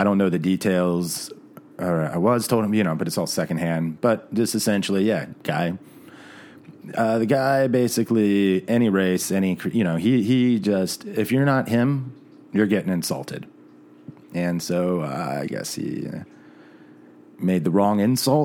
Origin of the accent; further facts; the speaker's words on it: Baltimore, Maryland, United States; moved away as an adult; also born or lived in Dallas–Fort Worth, Texas; now in St. Paul, United States; I'm from the Baltimore, D.C. area